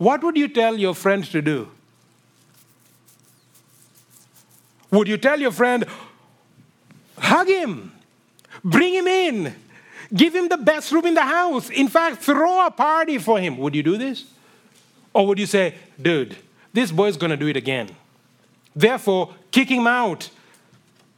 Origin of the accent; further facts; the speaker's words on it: Kenya; moved away; I grew up in Kenya